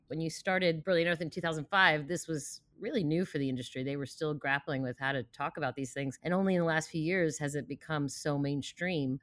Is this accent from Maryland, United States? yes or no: yes; D C area, Maryland, United States; also born or lived in Russia; I emigrated from Russia with my family in the late seventies, but we settled around around the D C area